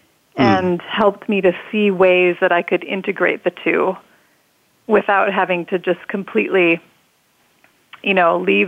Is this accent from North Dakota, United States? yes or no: yes; North Dakota, United States; I grew up in North Dakota in a small town